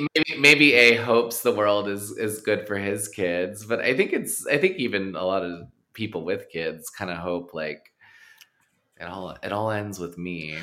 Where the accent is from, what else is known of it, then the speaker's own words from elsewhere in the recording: Texas, United States; moved away; I grew up in really conservative uh-huh. shithole Texas